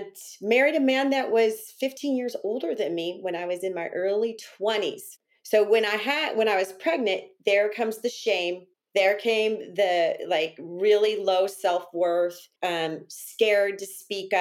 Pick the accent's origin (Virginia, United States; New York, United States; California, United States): California, United States; Northern; I'm native from California, and I grew up in a town in Northern California.